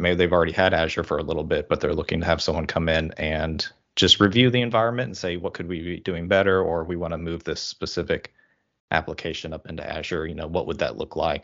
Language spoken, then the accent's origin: English; Oklahoma, United States; moved away as an adult; now in Washington, United States; I'm originally from Oklahoma, uh, kind of the middle America there, uh, but recently moved up to the state of Washington